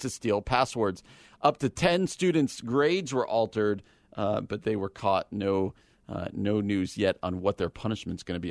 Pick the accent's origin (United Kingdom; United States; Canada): United States; New Jersey; New Jersey, my home state.